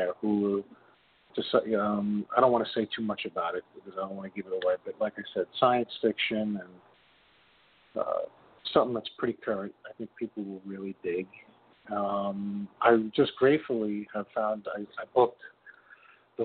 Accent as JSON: {"language": "English", "region": "New York", "country": "United States", "said": "I'm from New York, currently living in Jackson Heights"}